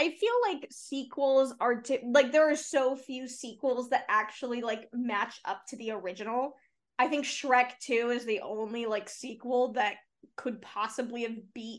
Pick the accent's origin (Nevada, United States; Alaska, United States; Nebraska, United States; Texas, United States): Nevada, United States; Las Vegas; we used to have one in our neighborhood growing up in Vegas.